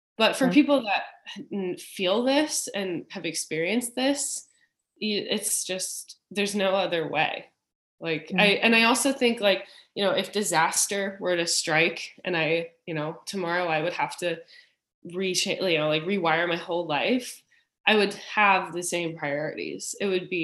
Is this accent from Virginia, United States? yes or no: yes; Richmond, Virginia, United States; moved away as an adult; I grew up in Virginia, in Richmond